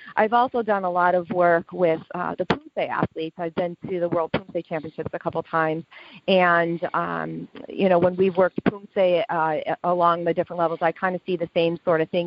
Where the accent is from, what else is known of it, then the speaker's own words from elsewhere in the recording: Lewiston, New York, United States; also born or lived in Buffalo, New York; I was born and raised in Lewiston, New York, and I live in a suburb of Buffalo, New York.